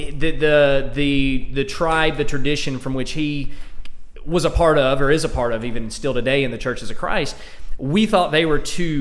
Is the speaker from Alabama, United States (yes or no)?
yes; Alabama, United States; accent: Alabama; now in Oklahoma, United States; I've got the hick accent here, the Alabama accent.